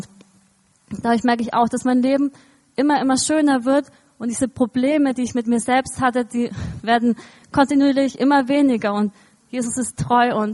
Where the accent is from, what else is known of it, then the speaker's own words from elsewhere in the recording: Eisenwind, Bavaria, Germany; ich bin in Eisenwind aufgewachsen, also in der Nähe von Kulmbach und so